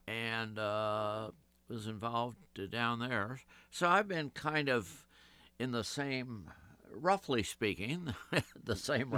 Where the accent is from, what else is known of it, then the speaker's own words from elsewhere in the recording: Champaign, Illinois, United States; I was born and raised in Champaign, Urbana, Illinois, university town in the middle of the cornfields of Illinois.